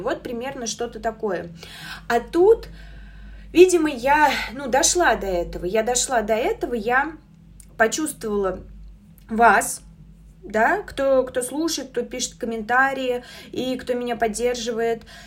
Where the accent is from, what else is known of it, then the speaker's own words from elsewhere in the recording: Samara, Samara Oblast, Russia; я сама из Самары